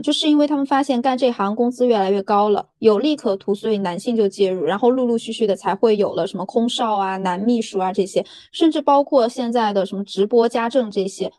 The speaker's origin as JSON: {"language": "Chinese", "region": "Sichuan", "country": "China", "said": "像我是四川人嘛"}